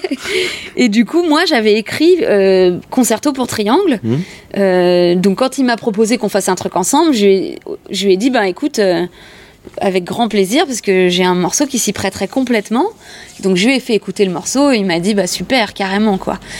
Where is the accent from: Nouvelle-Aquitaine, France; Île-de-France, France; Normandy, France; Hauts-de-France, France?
Île-de-France, France; Montreuil; also born or lived in Les Lilas; je suis née ici. Euh, enfin, je suis née au Lila, euh, mais ça reste le 93, ça reste l'Est parisien. et, euh, et puis j'ai grandi, j'ai fait vraiment maternelle, primaire